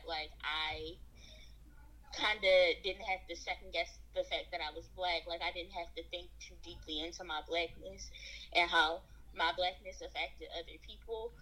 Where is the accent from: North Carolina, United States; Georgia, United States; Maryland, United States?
Maryland, United States; Baltimore; I was born in Baltimore, Maryland, and subsequently that's where I spent majority of my life